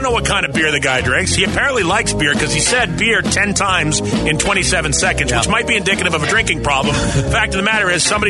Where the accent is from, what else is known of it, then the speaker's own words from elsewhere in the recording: Boston, Massachusetts, United States; where I grew up in Southie, it's bears.